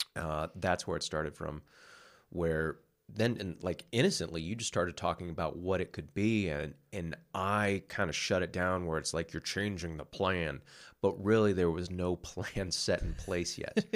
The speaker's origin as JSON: {"language": "English", "region": "West Coast", "country": "United States", "moved": "yes", "said": "I'm from the West Coast"}